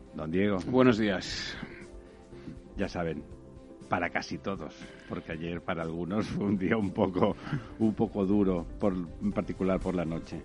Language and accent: Spanish; Catalonia, Spain; Cataluña, la verdad es que se entiende poco. Le llamaba a Ramón de España el manicomio catalán y la verdad es que mi tierra está complicada últimamente